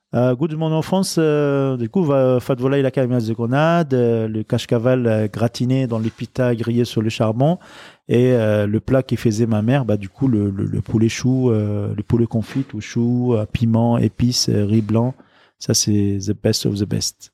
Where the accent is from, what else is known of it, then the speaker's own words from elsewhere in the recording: Lebanon; moved away as an adult; also born or lived in Liberia / France; now in Paris, France; grandir dans la guerre civile libanaise, grandir dans le quartier populaire du Liban, les plus pauvres.